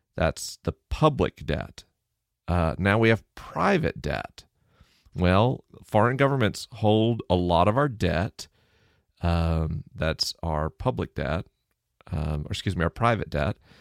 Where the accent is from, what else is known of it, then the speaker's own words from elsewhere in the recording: Tallahassee, Florida, United States; I grew up in Tallahassee, Florida.